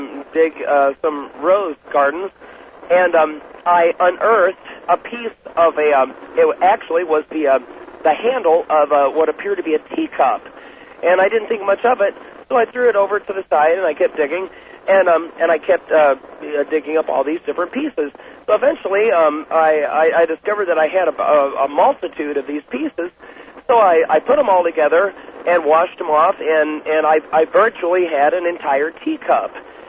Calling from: Columbia, Missouri, United States; I'm calling from Columbia, Missouri.

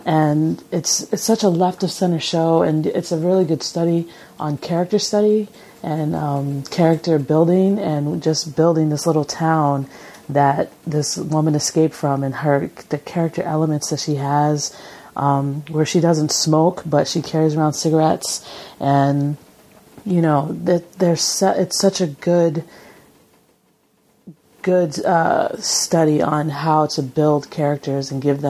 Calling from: Long Beach, California, United States; from Long Beach

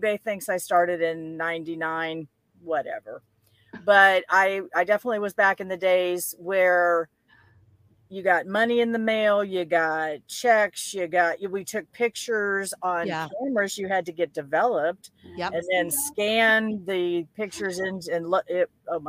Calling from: Florida, United States; I am in just north of Tampa in Florida.

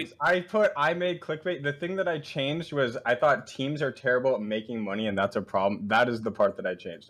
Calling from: Virginia, United States; The D.C. area, Nova.

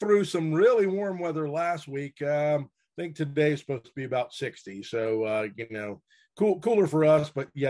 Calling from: Bluffton, South Carolina, United States; Well, I'm down near Hilton Head, South Carolina, but in Bluffton on the mainland.

